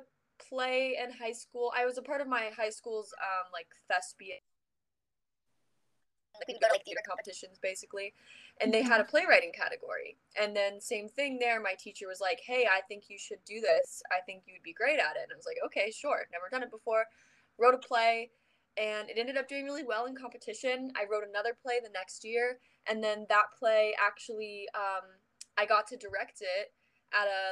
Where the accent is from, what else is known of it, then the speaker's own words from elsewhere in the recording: Orlando, Florida, United States; moved away as an adult; I'm from Orlando, Florida. Grew up there all my life